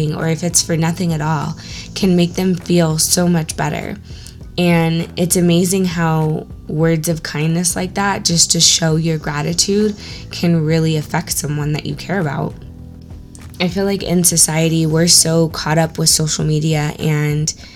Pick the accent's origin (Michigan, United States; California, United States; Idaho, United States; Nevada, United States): California, United States; Orange County; growing up in Orange County